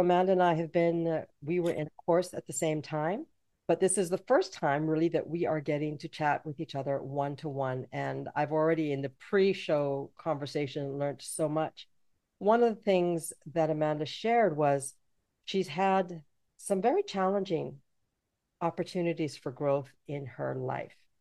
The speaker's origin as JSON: {"language": "English", "country": "Canada", "tie": "born or raised there", "also_born_or_lived": "Jamaica", "said": "I'm from Jamaica, but I was raised in Canada"}